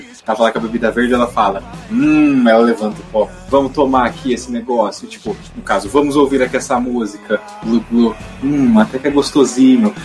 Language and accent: Portuguese; Brazil